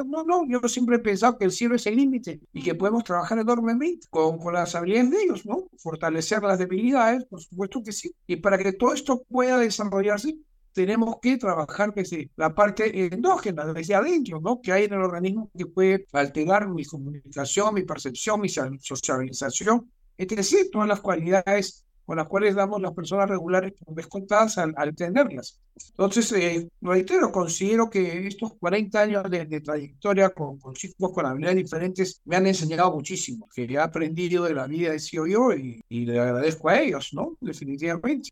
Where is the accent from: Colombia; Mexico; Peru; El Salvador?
Peru